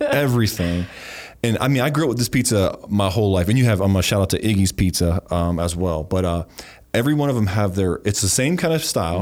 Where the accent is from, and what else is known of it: Ohio Valley, United States; born or raised there; moved away